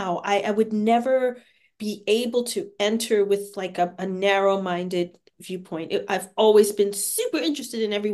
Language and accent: English; New York City, New York, United States; moved away as an adult; also born or lived in Paris, France / Santa Fe, New Mexico / Albuquerque, New Mexico / San Francisco Bay Area, California; now in Seattle, United States; I'm a native New Yorker. I was born and raised in New York